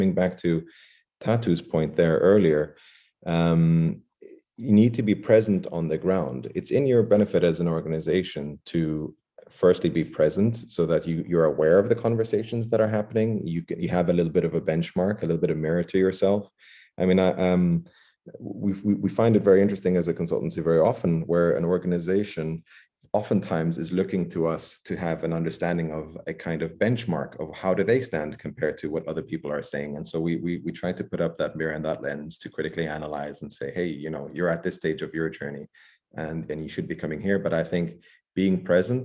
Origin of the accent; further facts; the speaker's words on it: United Arab Emirates; moved away; I grew up in the Emirates